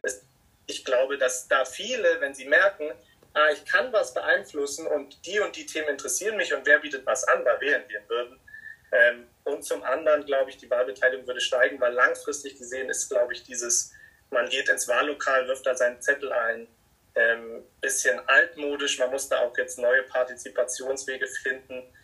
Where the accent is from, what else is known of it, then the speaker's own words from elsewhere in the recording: Munich, Bavaria, Germany; ich bin ja aus München und wohne in München